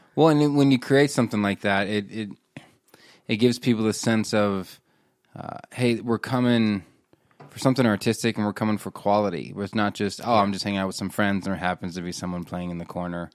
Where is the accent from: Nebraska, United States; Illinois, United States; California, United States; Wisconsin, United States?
Nebraska, United States; I grew up in Nebraska